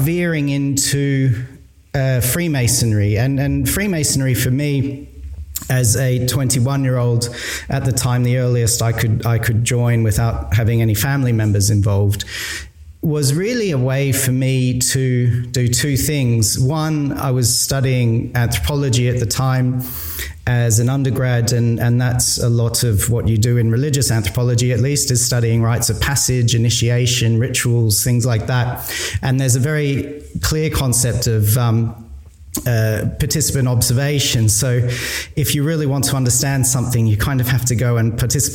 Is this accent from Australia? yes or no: yes; Australia; I was growing up in Australia.